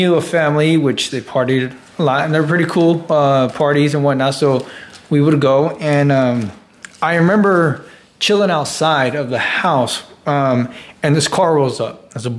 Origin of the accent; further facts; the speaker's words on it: United States; being American